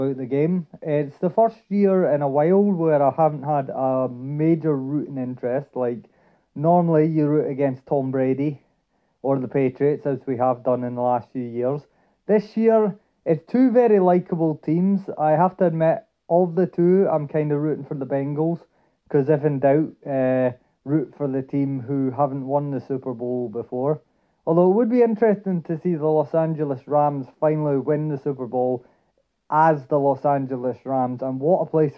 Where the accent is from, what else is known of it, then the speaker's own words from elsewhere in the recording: Dundee, Scotland, United Kingdom; I'm originally from Dundee